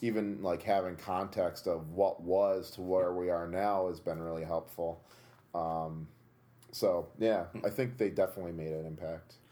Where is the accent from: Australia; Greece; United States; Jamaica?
United States; Tunkhannock, Pennsylvania; our high school mascot was a Tunkhannock tiger